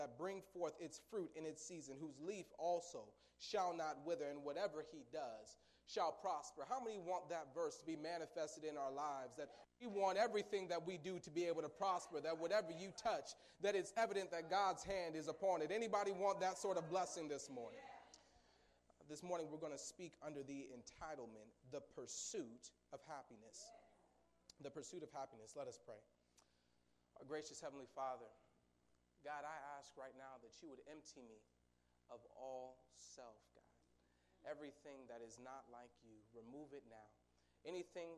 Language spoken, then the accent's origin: English; Seattle, Washington, United States; moved away; also born or lived in St. Joseph, Missouri / Atchison, Kansas; I'm originally from Seattle, Washington